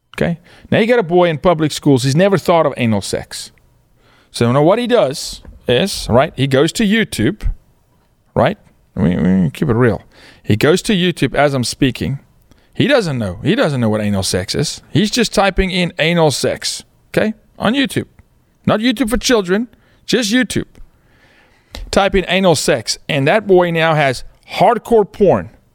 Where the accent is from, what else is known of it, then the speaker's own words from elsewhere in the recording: South Africa; moved away as an adult; now in United States; born and raised in South Africa, was blessed to play professional sports